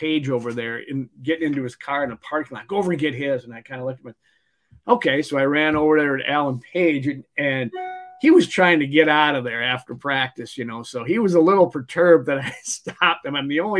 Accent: Mankato, Minnesota, United States; growing up in Mankato

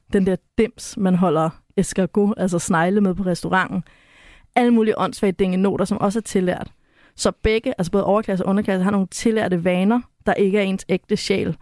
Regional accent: West Jutland, Central Denmark Region, Denmark; born or raised there

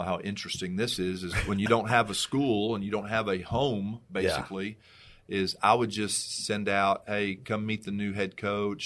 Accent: New Braunfels, Texas, United States; I got passed over by both my hometown high schools

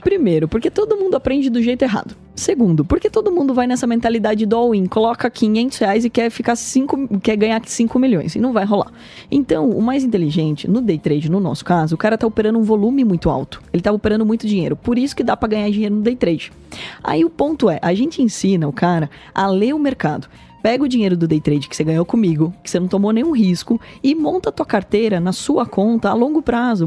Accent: Porto Feliz, São Paulo, Brazil; O interior, a minha região, eu sou nascido em Porto Feliz

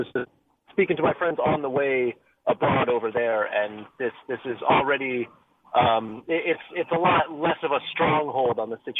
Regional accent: Connecticut, United States; moved away as an adult; also born or lived in Italy; I grew up in Connecticut. I lived abroad for a bunch of years. I just moved back from Italy right before, weeks before the pandemic broke out.

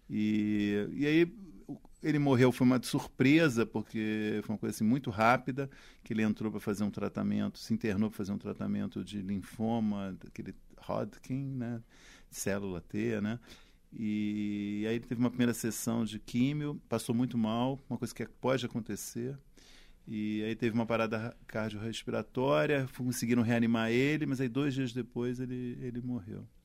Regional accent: Rio de Janeiro, Brazil; moved away as an adult; now in São Paulo, Brazil; Sou carioca.

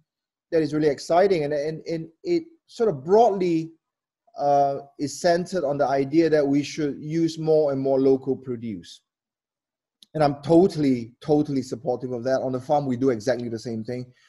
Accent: Malaysia; I'm Malaysian. We have 1,000 years of culinary history here and ingredients.

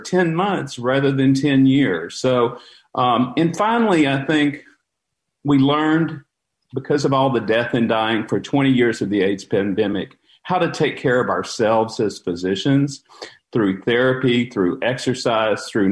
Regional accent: Beaumont, Texas, United States; also born or lived in Dallas-Fort Worth / Florida; I'm a native Texan. I grew up in the Beaumont-Port Arthur area.

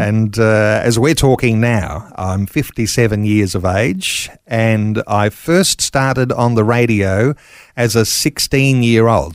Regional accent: Mitchell, Queensland, Australia; I'm a Queenslander, born and bred

